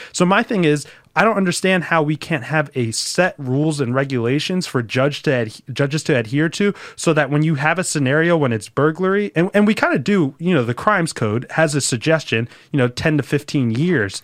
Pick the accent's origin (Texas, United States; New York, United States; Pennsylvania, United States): Pennsylvania, United States; Philadelphia; I grew up in the city of Philadelphia. I grew up in Roxborough, though, which is, like, on the outskirts.